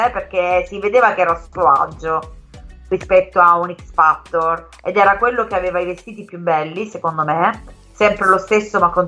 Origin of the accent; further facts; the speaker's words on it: Calabria, Italy; Esatto, essendo calabrese parliamo un pochettino